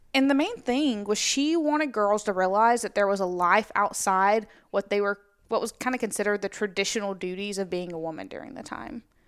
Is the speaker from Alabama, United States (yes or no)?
yes; Alabama, United States; also born or lived in Tennessee; I was in Girl Scouts in Alabama, and then we moved to Tennessee when I was in the fourth grade